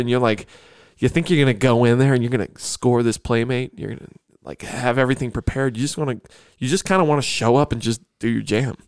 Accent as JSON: {"language": "English", "town": "Grand Island", "region": "New York", "country": "United States", "tie": "born or raised there", "moved": "yes", "said": "I'm from Grand Island"}